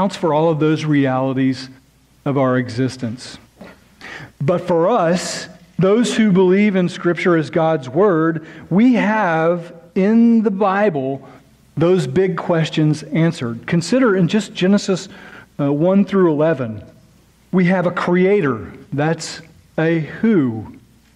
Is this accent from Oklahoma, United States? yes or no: yes; near Lake Thunderbird, Oklahoma, United States; just about 20 or 30 minutes away from my hometown